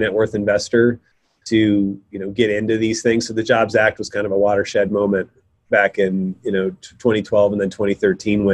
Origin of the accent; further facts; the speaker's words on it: North Dakota, United States; now in Portland, United States; I moved out here to Portland. I'm from North Dakota originally in 99